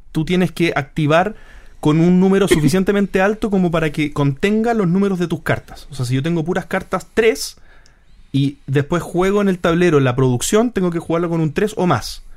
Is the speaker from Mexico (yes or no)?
no; Chile; Nosotros somos chilenos